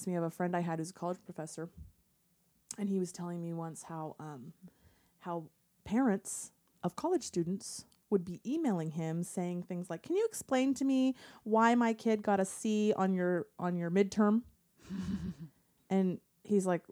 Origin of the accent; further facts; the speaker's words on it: Portland, United States; I'm from Portland.